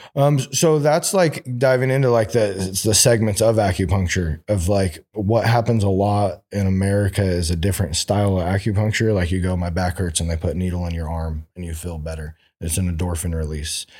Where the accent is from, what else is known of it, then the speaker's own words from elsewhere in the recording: Oroville, California, United States; now in Sacramento, United States; I grew up in Orville.